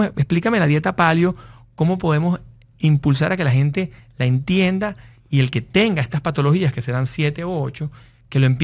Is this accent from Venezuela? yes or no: yes; Venezuela; Nosotros que somos venezolanos, nosotros vivíamos 18 años con problemas de luz, con problemas de agua